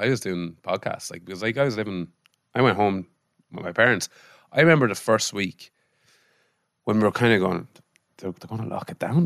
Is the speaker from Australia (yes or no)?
no; Mullingar, Leinster, Ireland; also born or lived in Israel; growing up in Molingar